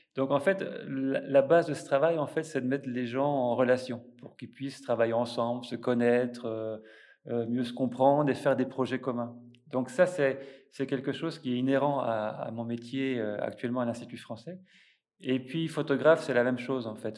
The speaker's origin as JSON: {"language": "French", "country": "France", "also_born_or_lived": "Lithuania", "moved": "as an adult", "lives_now": "Vilnius, Lithuania", "said": "en tant que Français, je ne suis pas juif, je suis pas lituanien"}